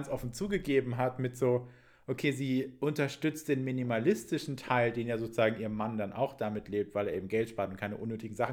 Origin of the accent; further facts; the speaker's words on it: Stuttgart, Baden-Württemberg, Germany; Und ich bin auch aus Stuttgart